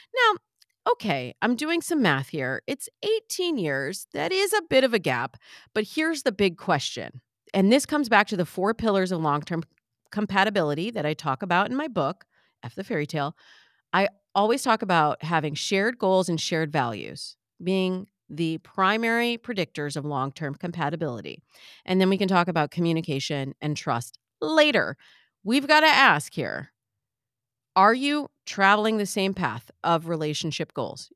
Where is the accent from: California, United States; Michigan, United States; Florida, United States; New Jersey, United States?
Michigan, United States; I'm from the Midwest. we had corn in Michigan.